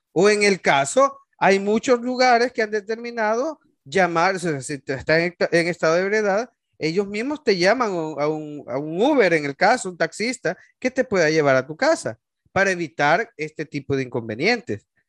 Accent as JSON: {"language": "Spanish", "country": "El Salvador", "moved": "yes", "said": "como salvadoreños"}